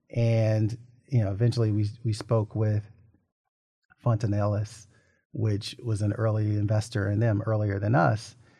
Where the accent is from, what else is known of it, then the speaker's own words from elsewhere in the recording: Little Rock, Arkansas, United States; growing up in Little Rock, I had two people investors as parents